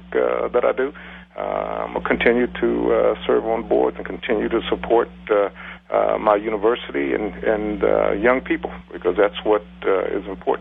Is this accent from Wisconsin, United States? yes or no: no; Columbus, Ohio, United States